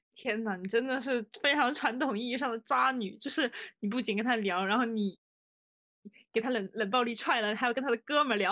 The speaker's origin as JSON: {"language": "Chinese", "region": "Guizhou", "country": "China", "said": "因为我是贵州人嘛，就有很多那种小山坡啥的"}